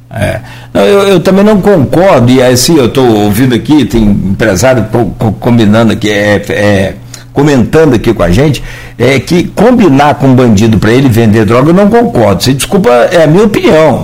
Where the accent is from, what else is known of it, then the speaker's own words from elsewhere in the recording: Rio de Janeiro, Brazil; nós somos do Rio